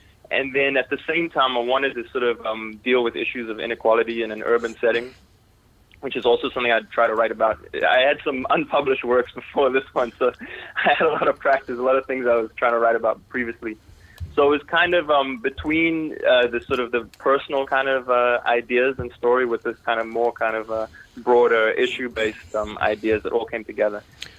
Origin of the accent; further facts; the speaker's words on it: Toronto, Ontario, Canada; also born or lived in South Africa; I'm originally from South Africa. And then as a kid, my family, we moved to Toronto, Canada.